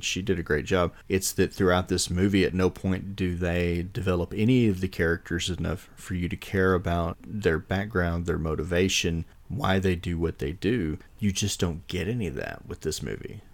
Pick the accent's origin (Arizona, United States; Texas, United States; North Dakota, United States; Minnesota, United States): Texas, United States; I grew up in Texas with rattlesnakes and copperheads